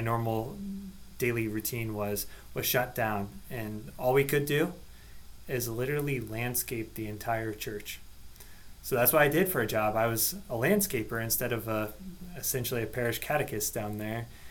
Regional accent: Seward, Nebraska, United States; now in Lincoln, United States; I grew up in Seward

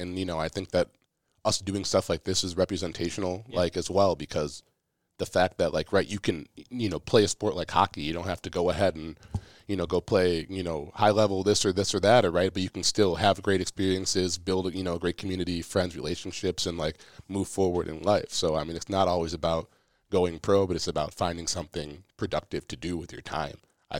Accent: Minnesota, United States; one, we're from Minnesota, state of hockey, all that.

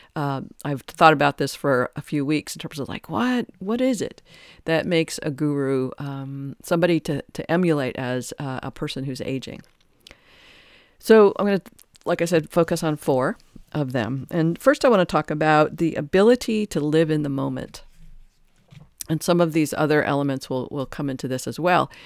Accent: Detroit, Michigan, United States; I grew up in Detroit

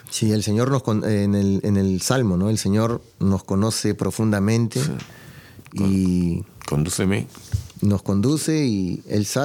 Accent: Peru; moved away; yo hablo con familiares en, mi país, yo soy de Perú y, hay mucho venezolano

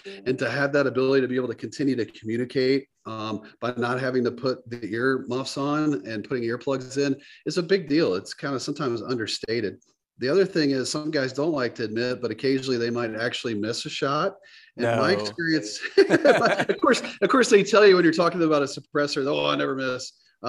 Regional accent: the South, United States; Growing up in the South, just the basic stuff.

